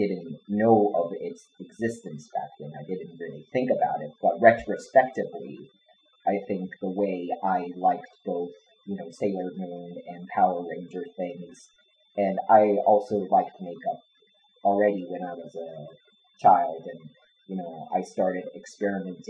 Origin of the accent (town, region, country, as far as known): Japan